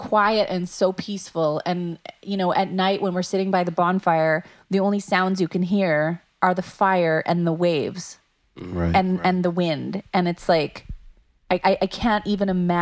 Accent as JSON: {"language": "English", "town": "Dauphin", "region": "Manitoba", "country": "Canada", "tie": "born or raised there", "said": "I grew up in Dauphin, which is about 3.5 hours north of Winnipeg"}